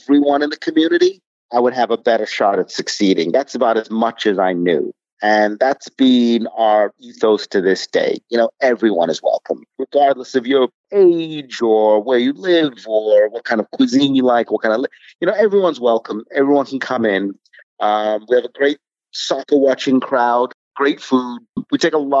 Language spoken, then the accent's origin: English; London, United Kingdom; now in Brooklyn, United States; I grew up in London